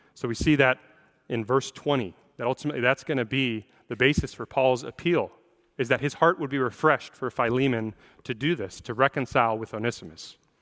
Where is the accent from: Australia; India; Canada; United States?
United States; Seattle, Washington; I'm a native of the Seattle area. I grew up in the Seattle area